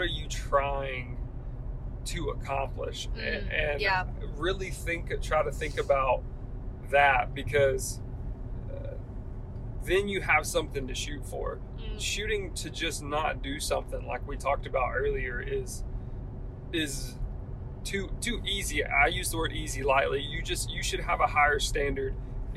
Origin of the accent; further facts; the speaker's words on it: the South, United States; we're from the South, so that my roots are in some of the Bible Belt answers